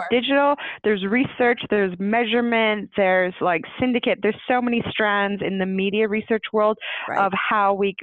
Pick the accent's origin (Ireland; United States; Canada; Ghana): Canada; moved away as an adult; also born or lived in United Kingdom; I'm actually Canadian, and I spent nearly 20 years living in the UK